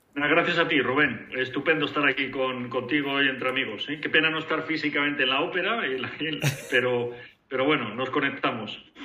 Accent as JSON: {"language": "Spanish", "country": "Spain", "moved": "as an adult", "said": "como españoles"}